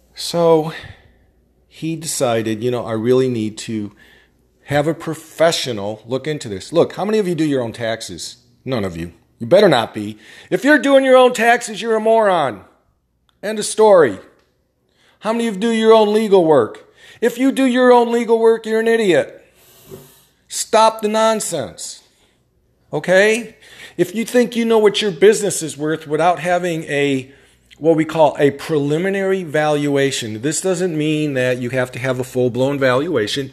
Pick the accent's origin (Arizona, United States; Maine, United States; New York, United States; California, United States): New York, United States; upstate; I'm from New York, upstate